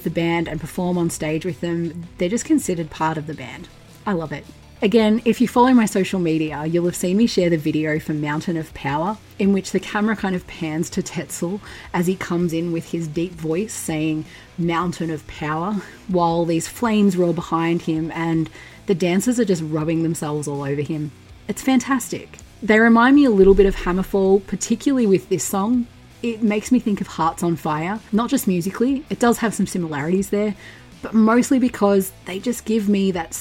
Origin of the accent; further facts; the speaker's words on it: Victoria, Australia; my home state of Victoria in Australia